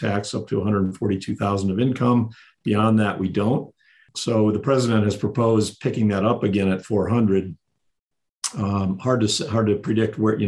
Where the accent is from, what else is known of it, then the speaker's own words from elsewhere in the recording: South Dakota, United States; moved away as an adult; now in Colorado, United States; I was born and raised in South Dakota